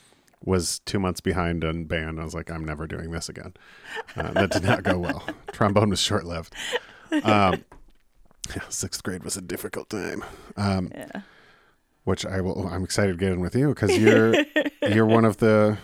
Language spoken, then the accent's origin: English; Clarkston, Michigan, United States; And then born and raised in Clarkston.